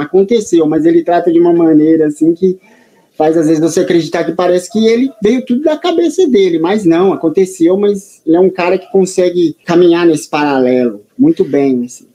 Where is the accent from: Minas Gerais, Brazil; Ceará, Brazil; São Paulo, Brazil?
São Paulo, Brazil; aqui na cidade de São Paulo, né? Sou paulistano